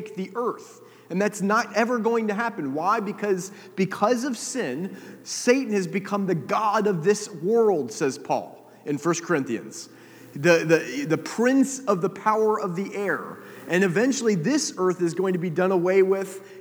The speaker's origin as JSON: {"language": "English", "country": "United States", "tie": "born or raised there", "said": "I grew up in America"}